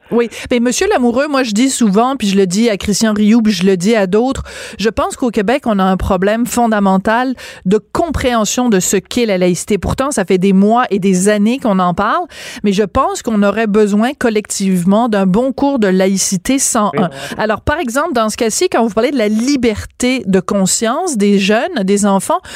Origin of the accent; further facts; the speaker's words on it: France; moved away; je suis née en France